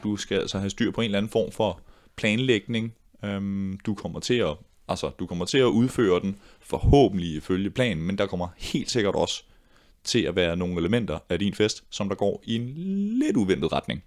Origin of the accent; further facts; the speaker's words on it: Ballerup, Capital Region of Denmark, Denmark; i Ballerup-gruppe, hvor jeg voksede op